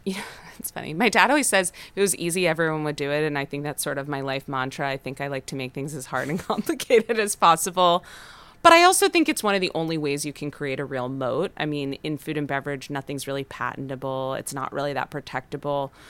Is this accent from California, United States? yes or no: yes; Los Angeles, California, United States; We're both from Los Angeles, born and raised.